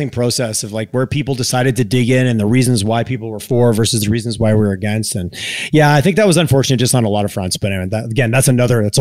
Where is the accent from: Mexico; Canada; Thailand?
Canada; Eastern Canada; now in Calgary, Canada; it's interesting living in Calgary. Just I grew up in Eastern Canada